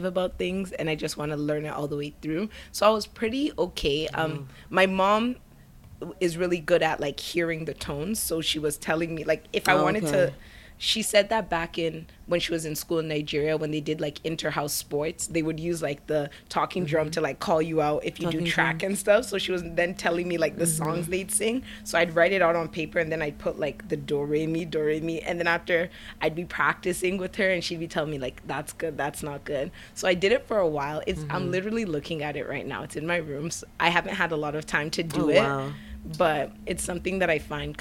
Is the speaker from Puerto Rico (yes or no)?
no; Canada; first language Yoruba; English is a second language; I was born in Canada, but my dad was a big, like, he wouldn't allow anyone who spoke Yoruba to speak English to us in the house, because he said that we live in Canada